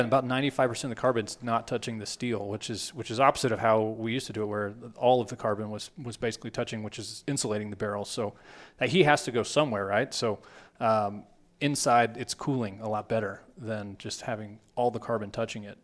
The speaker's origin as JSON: {"language": "English", "region": "Texas", "country": "United States", "tie": "born or raised there", "said": "I grew up in Texas"}